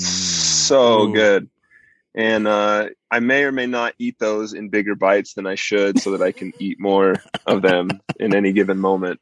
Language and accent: English; southern Idaho, United States; I grew up in southern Idaho